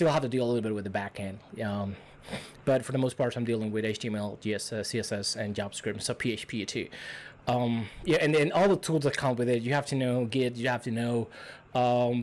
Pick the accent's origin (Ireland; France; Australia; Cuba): Cuba; English is a second language; moved away as an adult; now in United States; I'm from Cuba. I came like around 4 years ago. Still not citizen of the U.S. yet.